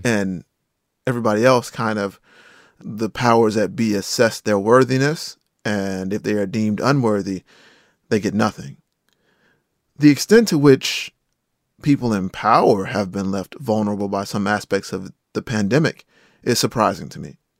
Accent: Rocky Mount, North Carolina, United States; I am from eastern North Carolina. A hurricane and flood destroyed my hometown of Rocky Mountain, North Carolina

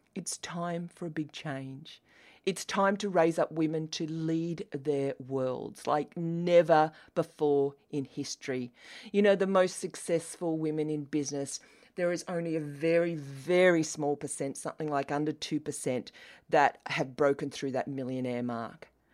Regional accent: Australia; accent: Australian; As you can tell by my accent, I am Australian.

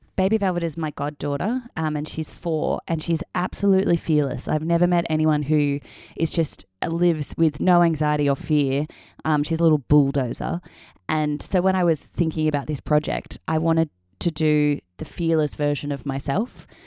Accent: Melbourne, Victoria, Australia; moved away as an adult; also born or lived in Perth, Western Australia; now in Sydney, Australia; I'm from Melbourne, so I moved back to Melbourne

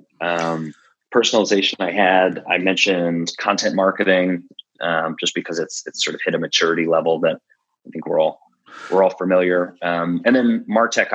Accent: Philadelphia, Pennsylvania, United States; we're from Philly

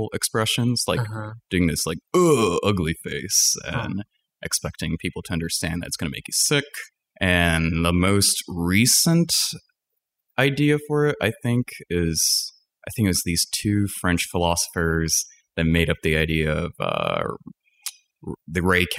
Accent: Setagaya, Tokyo, Japan; also born or lived in Danbury, Connecticut, United States; Danbury, Connecticut. Okay. And about 8 months into living in the States, I moved back to Japan in the Setagaya region, and I lived in Japan

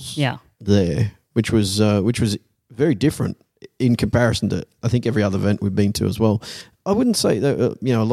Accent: Australia; accent: Australian; now in Netherlands

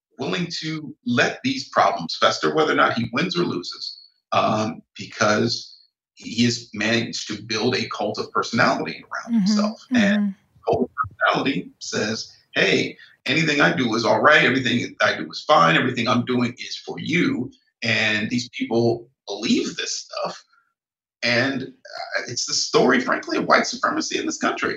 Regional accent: Northern Ohio, United States; where I grew up in Northern Ohio

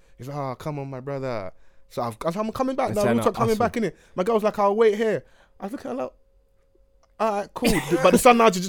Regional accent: Egypt; Like, I'm from Egypt, but I just gone to Cairo with my girl

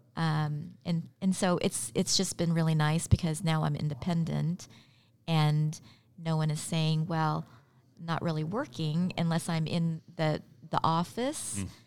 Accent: Elkhart, Kansas, United States; also born or lived in Philippines / New York; landed in New York and then moved to Southwest Kansas, little town, Elkhart, Kansas.

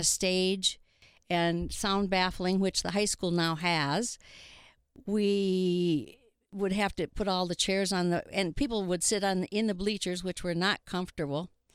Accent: Milbank, South Dakota, United States; also born or lived in Redfield, South Dakota; I moved here when I was in second grade in nineteen forty-six

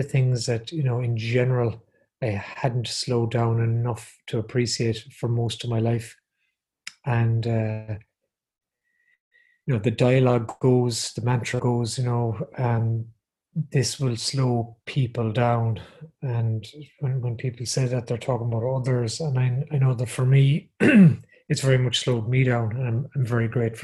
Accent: Galway, Connacht, Ireland; So I grew up in Galway, and I went to the secondary school I went to is called the Bish, St.

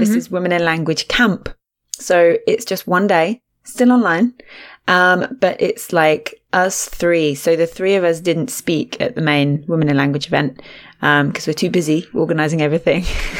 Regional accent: Australia; accent: Australian; I didn't even say it fully. I only put my accent on right at the end of the word. I should have gone full Australia.

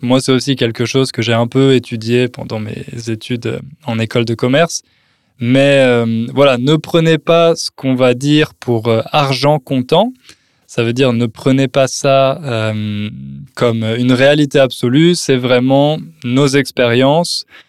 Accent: France; now in Poland; je suis français

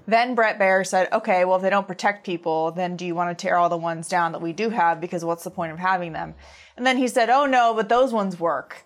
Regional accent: United States; as Americans

